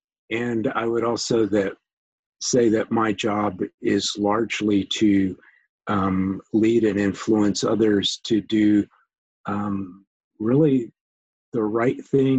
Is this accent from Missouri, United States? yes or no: yes; St. Louis, Missouri, United States; But I went to high school in St. Louis, Missouri, in a suburb of St. Louis. So that's really where I would call home.